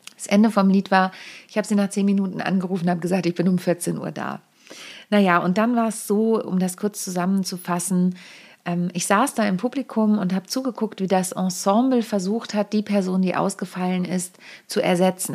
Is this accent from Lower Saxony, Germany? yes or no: yes; Lüneburg Heath, Lower Saxony, Germany; moved away; ich bin ja auf dem Dorf groß geworden, in der Lüneburger Südheide